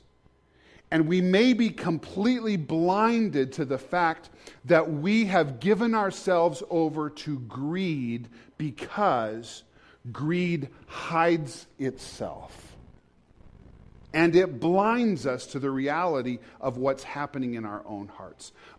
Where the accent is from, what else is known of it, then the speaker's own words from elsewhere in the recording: United States; as an American I live with every day